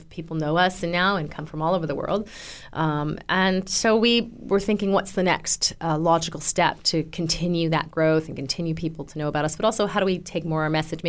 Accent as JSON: {"language": "English", "country": "Canada", "also_born_or_lived": "California", "moved": "yes", "said": "I suppose I'm Canadian, but I lived in California for a while."}